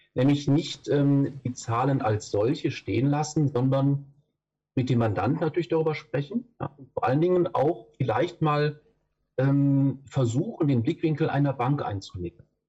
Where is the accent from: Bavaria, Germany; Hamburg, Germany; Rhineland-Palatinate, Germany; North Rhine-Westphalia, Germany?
North Rhine-Westphalia, Germany; Düsseldorf; ich komme aus Düsseldorf. Da bin ich im Moment gerade auch